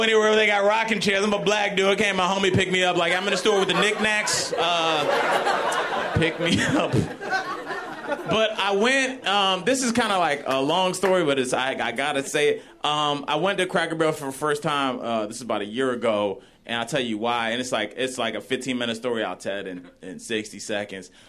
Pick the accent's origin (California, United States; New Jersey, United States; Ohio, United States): Ohio, United States; Cleveland; I'm from Ohio, uh, born and raised in Cleveland